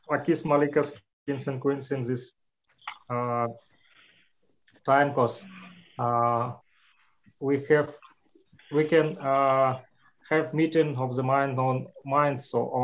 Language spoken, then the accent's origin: English; Luhansk Oblast, Ukraine; I'm from Lugansk People's Republic. Uh, it's a border between uh, Ukraine and Russia.